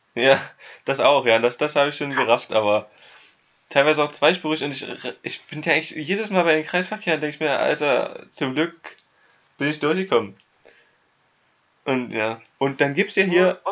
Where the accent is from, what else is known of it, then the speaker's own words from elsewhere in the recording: Germany; moved away; ich bin Deutscher